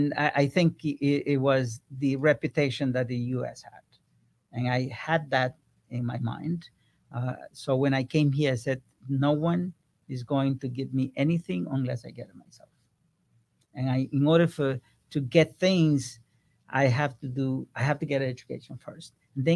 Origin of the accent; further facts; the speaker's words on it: Ecuador; moved away; I came from Ecuador 40 years ago, and I knew from that time exactly where I was going to end up in the next 5 years